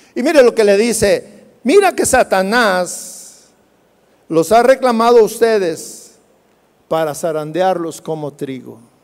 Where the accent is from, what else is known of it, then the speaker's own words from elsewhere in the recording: Jalisco, Mexico; nosotros los jalisquillos, hablamos cantando